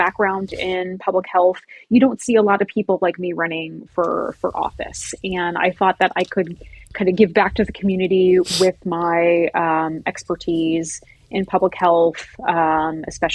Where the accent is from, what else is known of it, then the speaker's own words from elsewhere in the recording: Ashland, Ohio, United States; moved away as an adult; now in Toledo, United States; I'm from Ashland, Ohio, and I moved up here to go to the University of Toledo